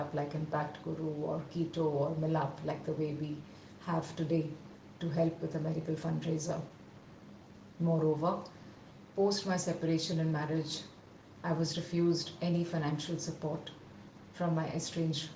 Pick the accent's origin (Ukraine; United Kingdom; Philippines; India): India; Visakhapatnam, Andhra Pradesh; moved away as an adult; return to my hometown in Vizag and seek shelter in my parents' home